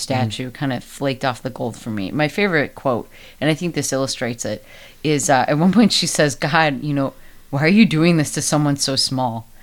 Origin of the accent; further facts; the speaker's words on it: United States; I am very American